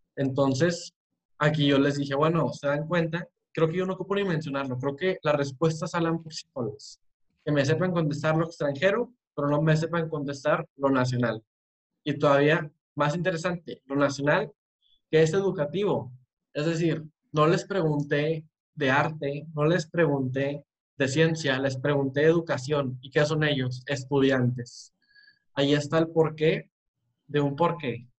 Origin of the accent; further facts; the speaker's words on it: Monterrey, Nuevo León, Mexico; soy de Monterrey, México